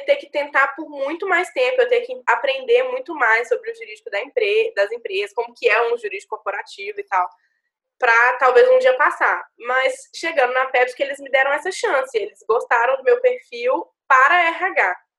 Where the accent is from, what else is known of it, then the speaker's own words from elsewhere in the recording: Minas Gerais, Brazil; moved away as an adult; also born or lived in Juiz de Fora; now in São Paulo, Brazil; eu sou de Minas, sou do interior, trabalho, sempre trabalhei aqui no, no escritório de advocacia de Minas, sempre estudei em Minas